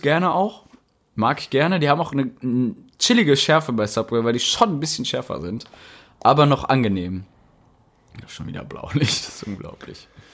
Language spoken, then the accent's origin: German; Rheda-Wiedenbrück, North Rhine-Westphalia, Germany; Bei uns in Reda Wiedenbrück